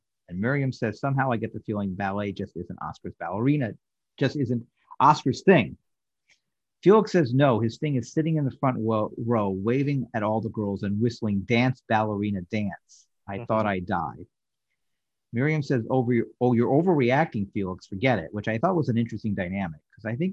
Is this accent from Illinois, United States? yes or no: no; New York, United States; I grew up in New York, so I had the privilege of going to a lot of theater in the 70s